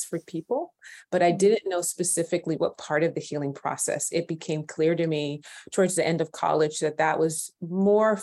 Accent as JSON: {"language": "English", "region": "California", "country": "United States", "tie": "born or raised there", "said": "I was born and raised in California"}